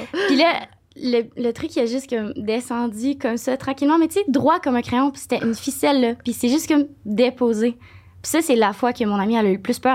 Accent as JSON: {"language": "French", "town": "Saint-Honoré", "region": "Quebec", "country": "Canada", "tie": "born or raised there"}